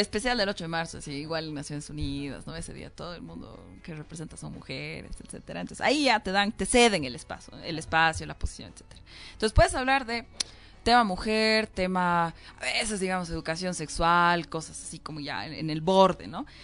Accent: Bolivia; como ciudadanas, como bolivianas, como jóvenes

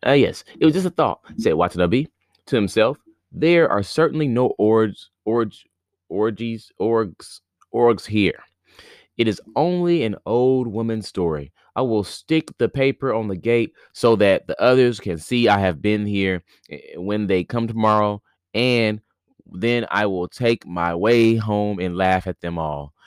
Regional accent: Indiana, United States; now in near New York City, United States; Today is my last day here in my hometown

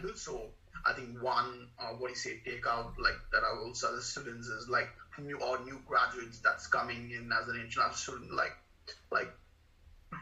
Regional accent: India; moved away as an adult; also born or lived in Mumbai / Wollongong / Sydney / Perth; now in Australia; I moved from India to Australia

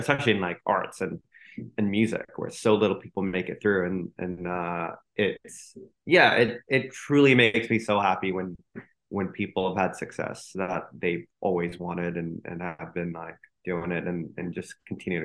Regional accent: Singapore; also born or lived in Los Angeles, United States; now in New York, United States; I grew up there and then moved to New York 2 years ago for my wife's work, but I was in LA for 6 years before

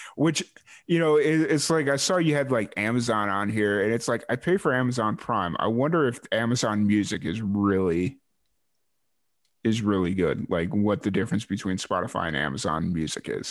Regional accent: Chicago, Illinois, United States; now in New Mexico, United States; I grew up in Chicago

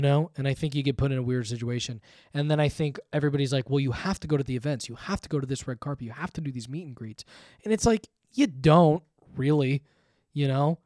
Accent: Thousand Oaks, California, United States; I grew up just in Thousand Oaks.

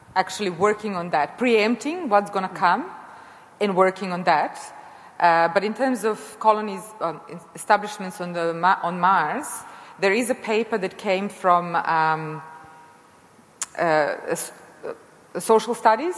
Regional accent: Serbia; moved away as an adult; also born or lived in United States; now in Australia; I come from Serbia originally, and I grew up in socialism, cooperative socialism

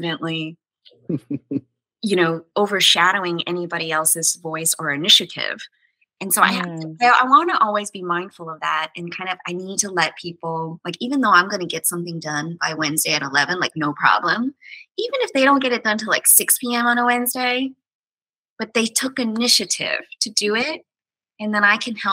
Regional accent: the South, United States; moved away; I'm from the South

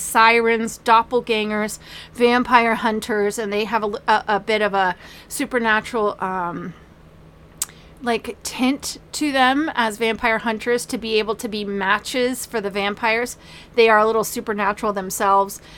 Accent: Manassas, Virginia, United States; I grew up in Manassas, Virginia, where we got to see Civil War reenactments

